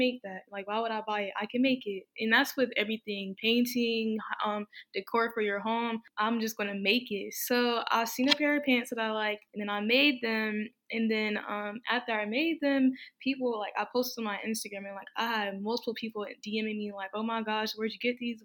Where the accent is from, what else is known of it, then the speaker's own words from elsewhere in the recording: North Carolina, United States; I'm from North Carolina